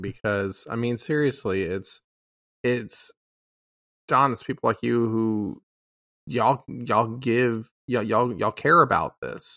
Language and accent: English; Austin, Texas, United States; I'm from Austin